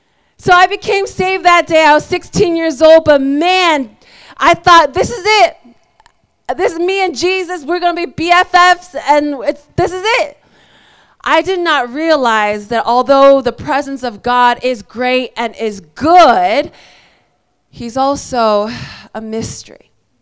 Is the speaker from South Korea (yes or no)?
yes; South Korea; born there; also born or lived in United States; So it's funny, I was born in Korea, lived in America, got saved in Mexico.